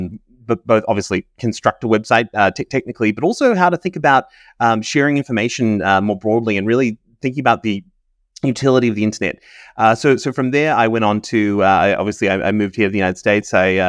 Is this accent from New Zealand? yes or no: yes; New Zealand; moved away; I have a bit of an accent. I'm from New Zealand originally. So I grew up in New Zealand, moved around. My father worked for New Zealand, so we moved around the world quite a bit.